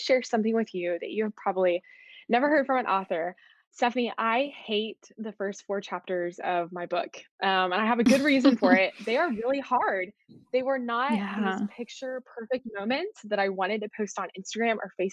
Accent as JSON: {"language": "English", "town": "Arlington", "region": "Texas", "country": "United States", "tie": "born or raised there", "also_born_or_lived": "Waco, Texas", "said": "I grew up in Arlington, Texas, and then I moved to Waco a few years ago for college at Baylor University"}